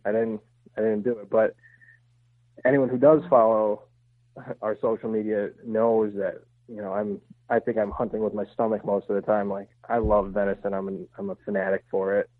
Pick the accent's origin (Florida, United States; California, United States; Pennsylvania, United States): Pennsylvania, United States; I grew up hunting in Pennsylvania